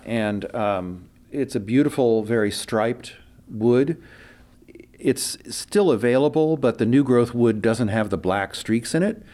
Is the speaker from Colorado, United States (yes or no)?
no; Urbana, Ohio, United States; moved away as an adult; now in San Francisco Bay Area, United States; I'm from Ohio originally